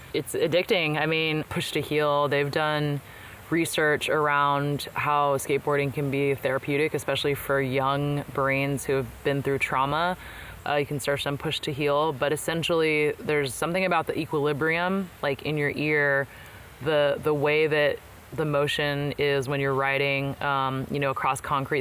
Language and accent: English; Bay Area, California, United States; I was born here in the Bay Area